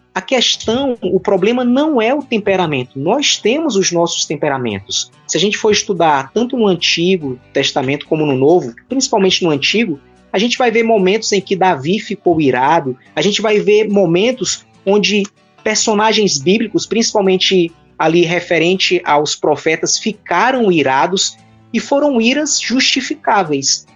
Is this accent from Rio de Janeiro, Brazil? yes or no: no; Fortaleza, Ceará, Brazil; eu sou natural aqui de Fortaleza, Ceará.